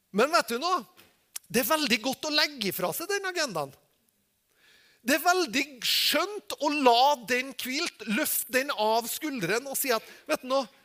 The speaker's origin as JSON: {"language": "Norwegian", "country": "Norway"}